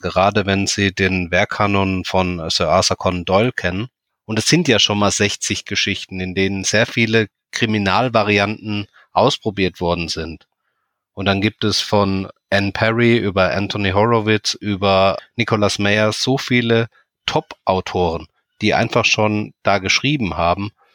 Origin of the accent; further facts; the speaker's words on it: near Heidelberg, Baden-Württemberg, Germany; Ich komme aus der Nähe von Heidelberg